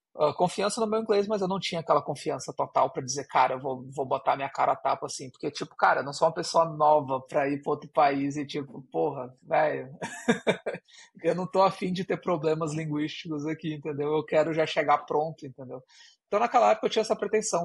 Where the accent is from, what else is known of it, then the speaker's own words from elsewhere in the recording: Brazil; uma pessoa que tem um ouvido brasileiro